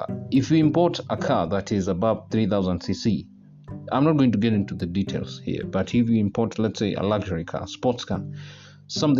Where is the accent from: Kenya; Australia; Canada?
Kenya; I'm a Kenyan citizen by birth